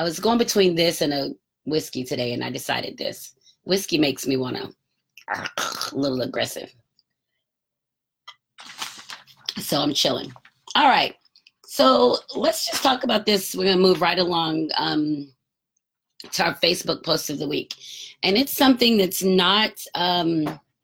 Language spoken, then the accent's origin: English; Marietta, Georgia, United States; I grew up in the Atlanta area. So in Marietta, north of Atlanta